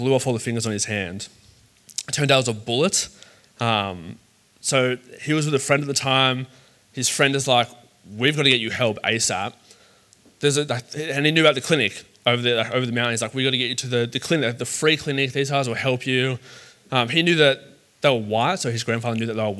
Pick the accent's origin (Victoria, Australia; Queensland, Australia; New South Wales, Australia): New South Wales, Australia; Sydney; I grew up in the south of Sydney. It's called the Shire. I grew up in the Shire